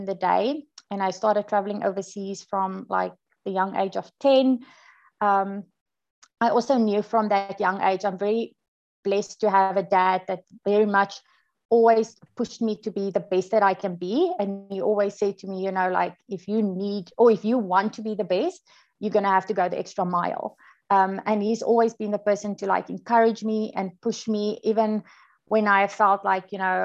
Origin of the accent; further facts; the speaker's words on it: South Africa; moved away as an adult; also born or lived in United States; now in New Zealand; Born and bred in South Africa. I've basically been living there my whole life.